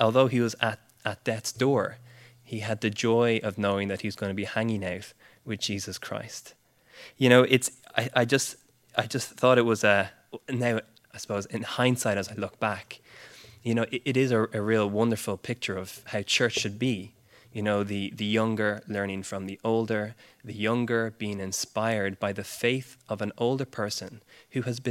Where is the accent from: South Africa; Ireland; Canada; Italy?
Ireland; although I'm Irish, I spent my whole life here. My parents are Brits.